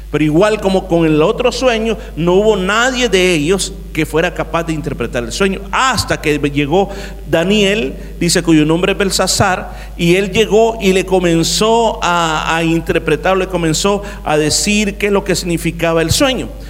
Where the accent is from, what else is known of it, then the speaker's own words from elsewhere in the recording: El Salvador; mi país, El Salvador